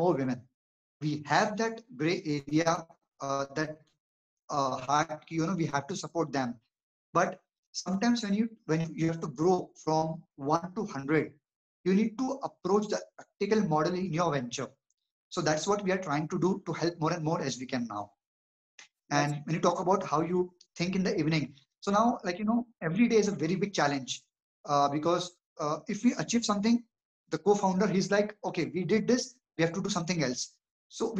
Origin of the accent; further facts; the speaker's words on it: India; now in Pune, India; I'm from India